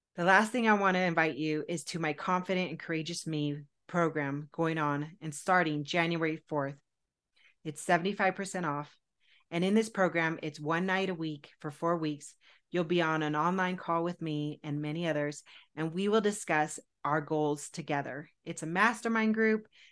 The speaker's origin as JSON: {"language": "English", "region": "Southern California", "country": "United States", "tie": "born or raised there", "said": "I was raised in Southern California"}